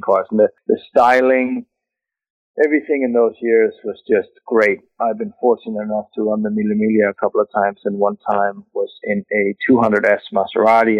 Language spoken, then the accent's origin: English; Denmark; moved away; we are both from Denmark. We actually grew up about 200 meters from each other